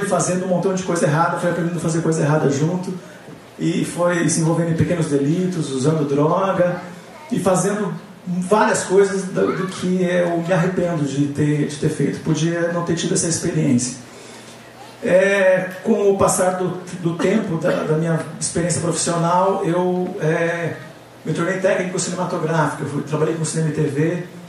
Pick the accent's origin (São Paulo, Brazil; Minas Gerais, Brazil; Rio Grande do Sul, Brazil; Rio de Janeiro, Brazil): São Paulo, Brazil; also born or lived in Paraná; cheguei em São Paulo com 11 anos, vindo do Paraná